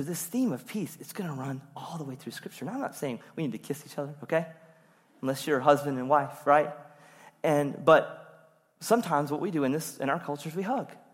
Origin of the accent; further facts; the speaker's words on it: Rocky Mount, North Carolina, United States; I'm from Rocky Mount, from Eastern North Carolina